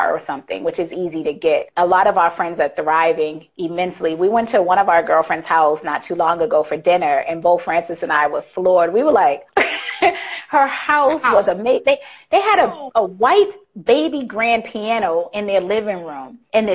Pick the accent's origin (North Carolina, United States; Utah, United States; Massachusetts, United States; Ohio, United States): Massachusetts, United States; Boston; also born or lived in Virginia; now in Thailand; we're both from Boston